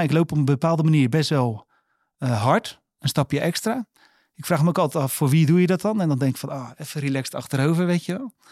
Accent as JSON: {"language": "Dutch", "country": "Netherlands", "tie": "born or raised there", "said": "Wij zijn opgegroeid in Boomkwekerijdorp"}